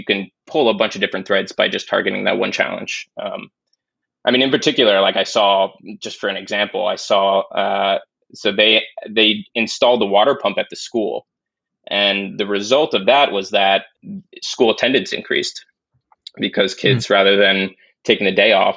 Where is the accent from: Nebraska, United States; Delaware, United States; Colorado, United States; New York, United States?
New York, United States; also born or lived in Spain; born in Spain. My father's Spanish, my mother's American, so born there, but spent most of my time growing up in New York.